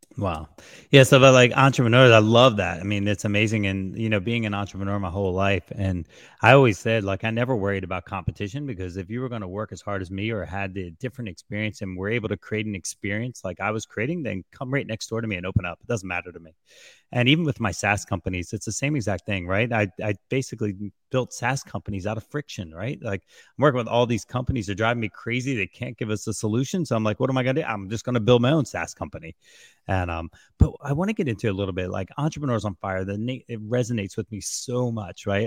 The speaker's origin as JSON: {"language": "English", "region": "New Jersey", "country": "United States", "said": "I'm from Jersey, so I got this craziness about me"}